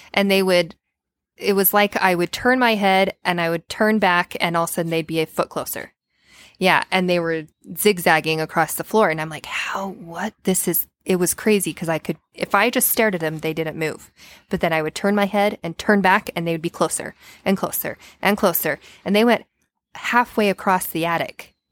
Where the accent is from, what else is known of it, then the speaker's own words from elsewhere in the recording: Payson, United States; I grew up in Payson